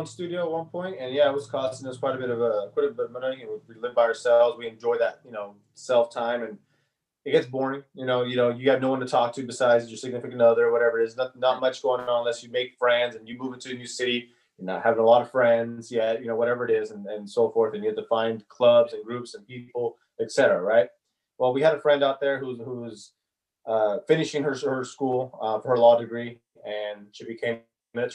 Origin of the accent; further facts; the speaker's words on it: Sacramento, California, United States; also born or lived in San Jose; we need a lot less here in Sacramento, and growing up in Sacramento and renting in Sacramento